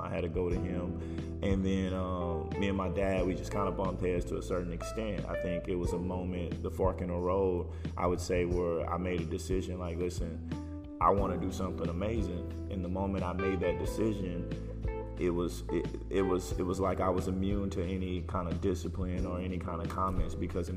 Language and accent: English; Houston, Texas, United States; I grew up in Houston. It's home